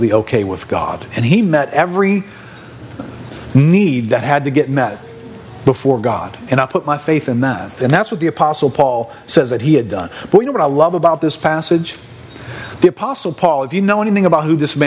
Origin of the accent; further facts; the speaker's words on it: New Orleans, Louisiana, United States; I grew up in New Orleans and I grew up Catholic